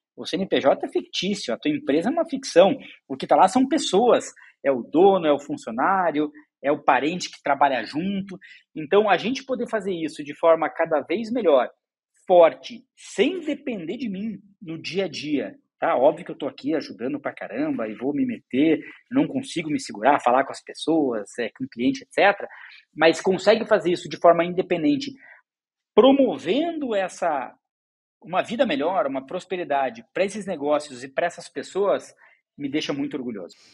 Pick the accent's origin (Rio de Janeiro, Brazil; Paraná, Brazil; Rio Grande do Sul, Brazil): Paraná, Brazil; Curitiba; moved away as an adult; now in São Paulo, Brazil; Eu sou curitibano, é, cresci lá